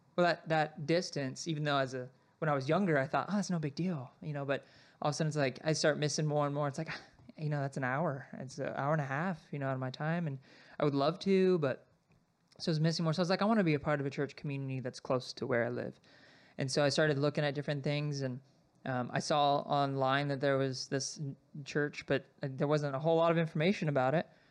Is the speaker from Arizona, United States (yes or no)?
yes; Sierra Vista, Arizona, United States; I grew up in Arizona, so I was born and raised in Sierra Vista